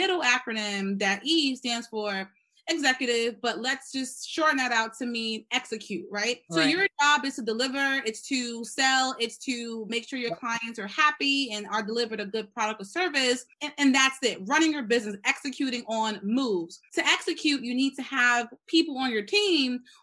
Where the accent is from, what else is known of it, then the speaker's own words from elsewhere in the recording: New York City, New York, United States; I grew up in the Bronx, was raised by a mother who's pretty much a single mother